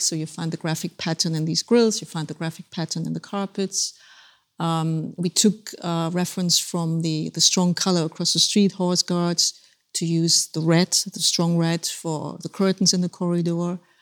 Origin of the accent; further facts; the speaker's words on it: Germany; moved away; Germany, my home country